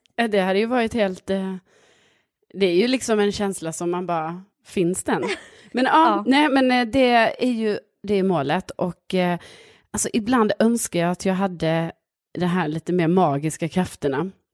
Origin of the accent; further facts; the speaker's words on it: Lund, Skåne, Sweden; now in Årsta, Stockholm, Sweden; från Lund